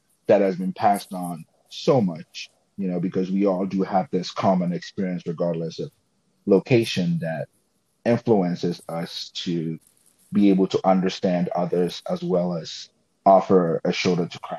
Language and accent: English; Ghana; also born or lived in Florida; now in West Virginia, United States; I'm from Ghana, so like where I grew up